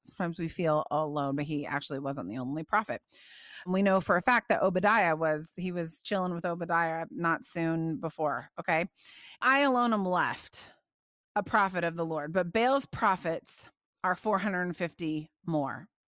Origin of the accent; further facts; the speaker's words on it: Indiana, United States; I grew up in Indiana.